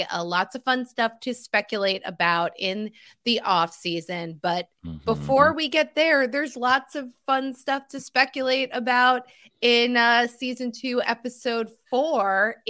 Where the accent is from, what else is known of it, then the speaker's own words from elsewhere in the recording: New Jersey, United States; born there; So I was born in New Jersey.